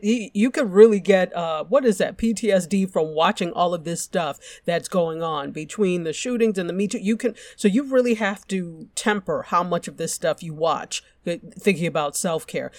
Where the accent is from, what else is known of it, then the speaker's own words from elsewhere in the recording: Nigeria; I'm Nigerian